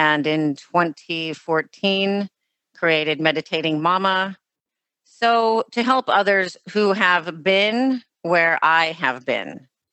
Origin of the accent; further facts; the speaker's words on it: Los Angeles, California, United States; me growing up in Los Angeles